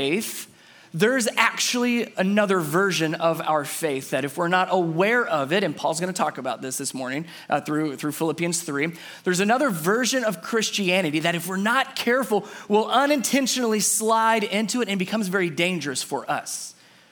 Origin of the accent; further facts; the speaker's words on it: Cincinnati, Ohio, United States; moved away; So I'm originally from Cincinnati, Ohio. I'm a Cincinnati boy, grew up in Cincinnati.